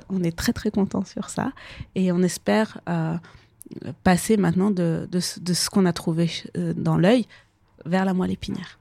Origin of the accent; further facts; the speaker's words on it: Kabul, Afghanistan; moved away; je suis née à Kaboul, j'ai grandi en Afghanistan